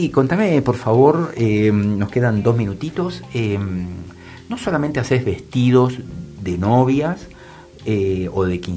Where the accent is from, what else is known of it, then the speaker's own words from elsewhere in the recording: Salta, Argentina; Yo soy salteña.